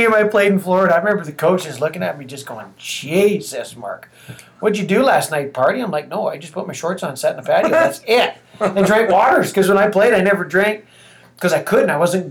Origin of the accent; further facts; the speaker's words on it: British Columbia, Canada; being from British Columbia